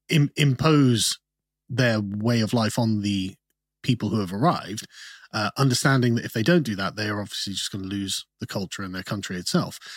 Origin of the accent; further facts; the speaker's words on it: Germany; also born or lived in United Kingdom; I was born in the UK, um, but my father was in the Royal Air Force. Okay, and so for about eight years, I grew up in Germany